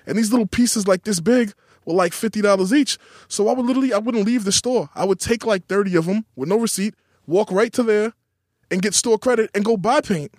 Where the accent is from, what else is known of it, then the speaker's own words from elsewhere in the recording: New York City, New York, United States; Growing up in Queens